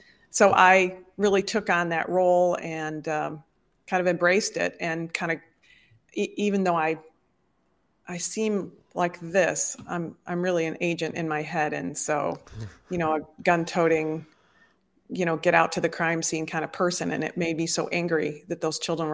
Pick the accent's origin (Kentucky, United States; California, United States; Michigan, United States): Michigan, United States; Detroit; moved away as an adult; also born or lived in Chicago, Illinois; I actually am a product of Detroit, Michigan. I was raised up in the Midwest and in the upper Midwest in the States